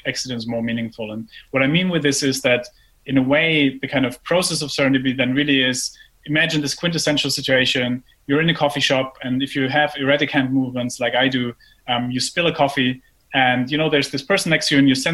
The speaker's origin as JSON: {"language": "English", "country": "Germany", "tie": "born or raised there", "moved": "yes", "said": "I grew up in Germany and I then went to business school"}